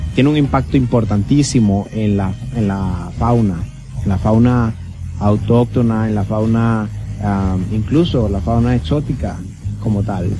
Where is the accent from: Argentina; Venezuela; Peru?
Venezuela; moved away as an adult; also born or lived in Barquisimeto, Lara, Venezuela; now in Curaçao; nacido en Venezuela y estudiado en Venezuela. Es decir, soy venezolano